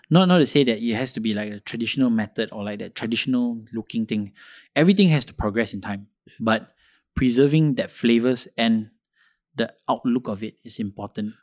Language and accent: English; Malaysia; I should be speaking fluent Malay because I'm, I'm from Kebangsaan School